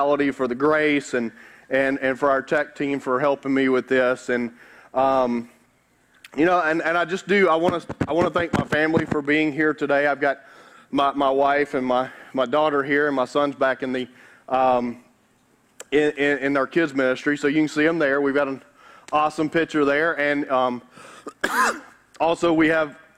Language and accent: English; Carroll County, Georgia, United States; I grew up in Douglasville, in Carroll County